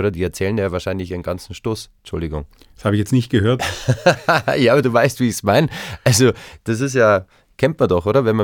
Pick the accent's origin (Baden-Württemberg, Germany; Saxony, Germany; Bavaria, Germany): Baden-Württemberg, Germany; Konstanz; now in Tegernsee, Germany; Also ich komme aus Konstanz vom Bodensee